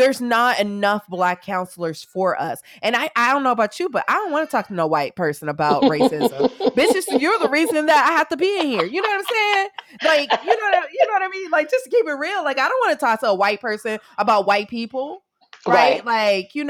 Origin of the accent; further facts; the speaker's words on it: St. Louis, Missouri, United States; now in San Francisco Bay Area, United States; I'm from St. Louis